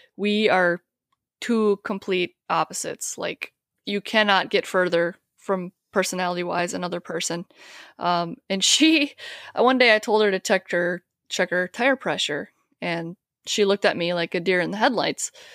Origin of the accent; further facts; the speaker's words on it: Wisconsin, United States; moved away as an adult; I'm actually from Wisconsin. Um, I, we, I grew up right across the border from, uh, the Twin Cities in Minnesota here, but I moved here about ten years ago.